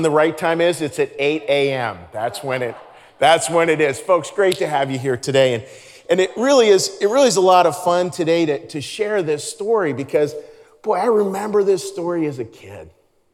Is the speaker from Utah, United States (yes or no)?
no; Pittsburgh, Pennsylvania, United States; I grew up in Pittsburgh, Pennsylvania